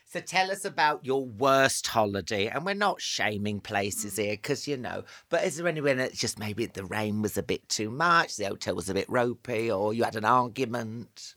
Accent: Northampton, East Midlands, United Kingdom; I grew up in Northampton

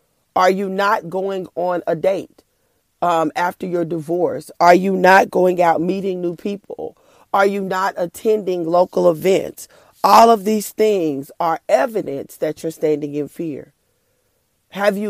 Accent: Oklahoma, United States; I'm from Oklahoma

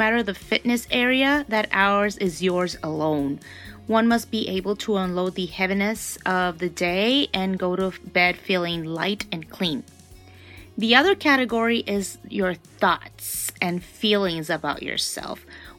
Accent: Honduras; I am from Honduras, which is the heart of Central America.

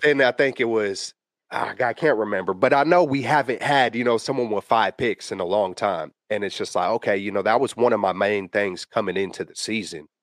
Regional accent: the Bay Area, California, United States; I'm born and raised out here.

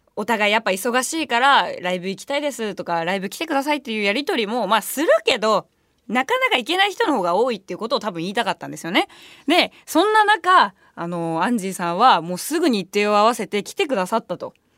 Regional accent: Japan; ご飯行こうって言ったらもうご飯ちゃんと行くしみたいな感じの街でやっぱ生まれ育ってるのね

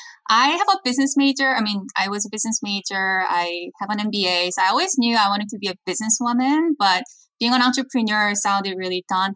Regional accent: South Korea; now in United States; And growing up in Korea, I watched like K-pop, Korean drama, Korean entertainment, and thought after I learned from the best practice in Hollywood, then I could revolutionize Korean entertainment business

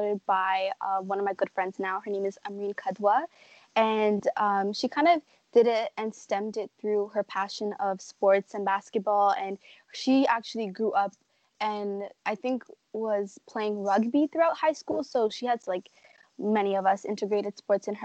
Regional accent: Toronto, Ontario, Canada; growing up here my whole life

